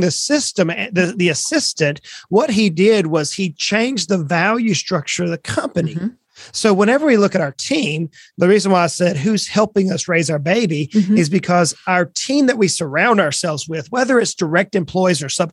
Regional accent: South Georgia, United States; moved away as an adult; also born or lived in Brunswick, Georgia; now in East Tennessee, United States; I was born and raised in South Georgia

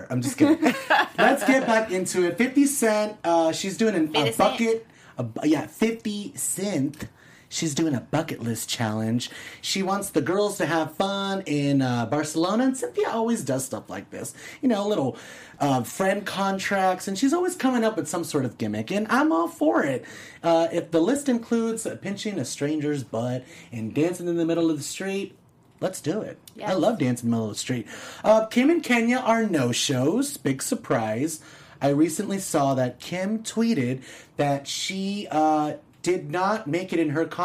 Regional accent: California, United States; We're from California, like Eva said. We like ….

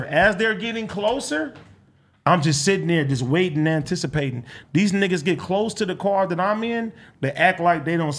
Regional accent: Compton, California, United States; I'm coming from Compton

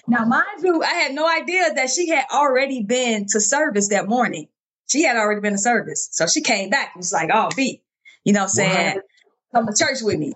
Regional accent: Chicago, Illinois, United States; moved away as an adult; also born or lived in Birmingham, Alabama; So born and raised in Chicago, Illinois, I went to Marshall High School

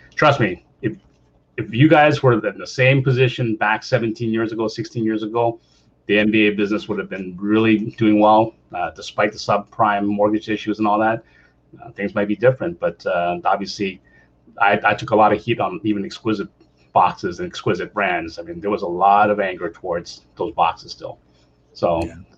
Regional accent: Canada; I'm Canadian

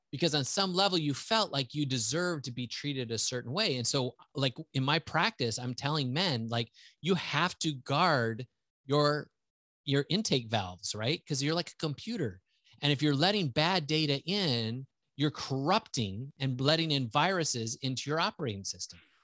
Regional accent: central Wisconsin, United States; also born or lived in Houston, Texas; I grew up all the way through high school in that area

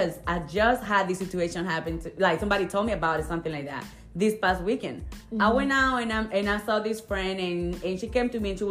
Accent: the South, United States; We're from the South

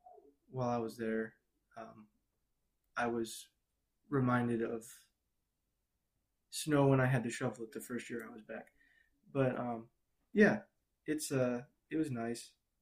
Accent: Chicago, Illinois, United States; also born or lived in Peoria / Brazil; Actually, I was born in Peoria, Illinois. Grew up in Chicago. Moved to Brazil for 6 years, then moved back.

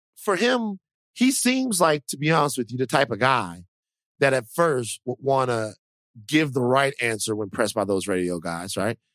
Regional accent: Deep South, United States; also born or lived in Dallas, Texas; I'm from the Deep South

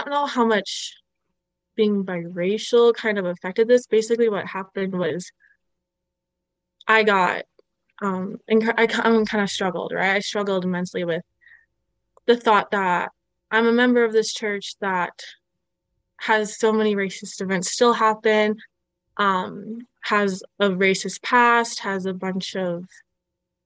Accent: Ottawa, Ontario, Canada; moved away as an adult; also born or lived in Utah; growing up in Ottawa

